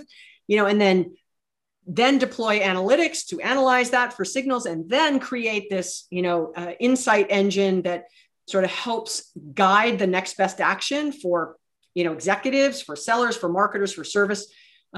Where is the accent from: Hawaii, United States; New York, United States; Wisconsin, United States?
Hawaii, United States; moved away; And I was born and raised in Hawaii.